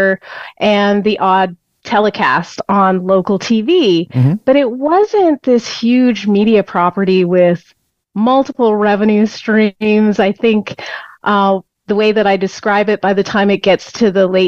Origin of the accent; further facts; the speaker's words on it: Canada; I grew up in Canada